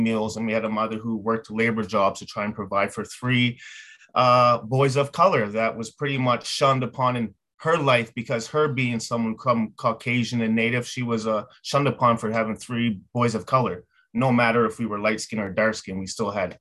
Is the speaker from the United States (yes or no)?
no; Yarmouth, Nova Scotia, Canada; moved away as an adult; also born or lived in Halifax, Canada; now in Ontario, Canada; I grew up in Yarmouth, Nova Scotia